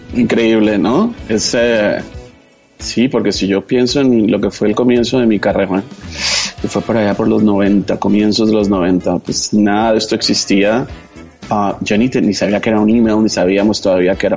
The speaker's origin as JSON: {"language": "Spanish", "country": "Colombia"}